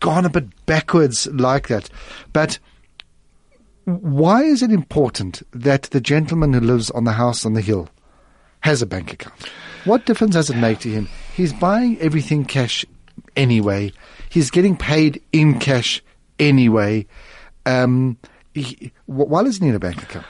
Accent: South Africa; being a South African

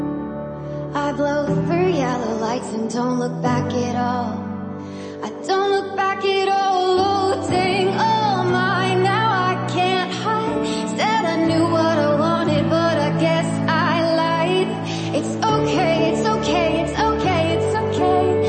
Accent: Zanesville, Ohio, United States; I'm from Zanesville, Ohio

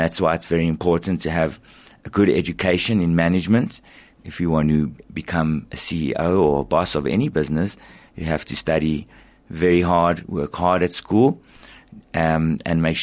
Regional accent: South Africa; as a South African, we also love rugby

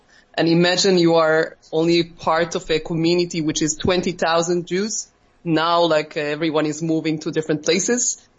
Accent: Turkey; moved away as an adult; also born or lived in Stockholm; now in Israel; I grew up in Turkey, and I had been in Israel already more than 10 years. And before that, I did the 1 year Jewish studies in Stockholm. And grew up as a Jew in Turkey is being a part of minority.

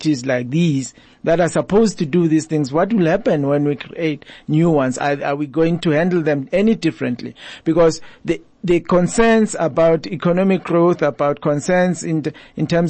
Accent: South Africa; as South African citizens

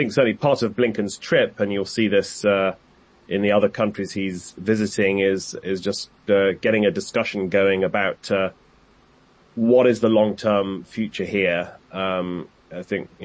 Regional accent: United Kingdom; now in Washington, United States; I say this as a Brit

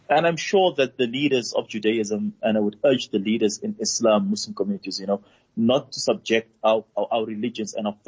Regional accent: South Africa; we are South African

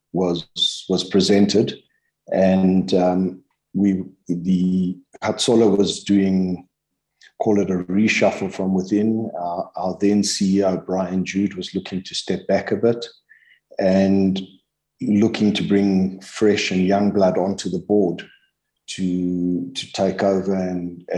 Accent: Germiston, Gauteng, South Africa; growing up in Germiston being a small town

